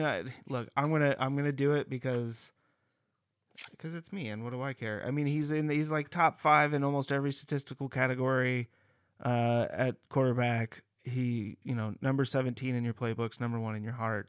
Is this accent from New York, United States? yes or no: no; California, United States; growing up in California, just not too far from San Francisco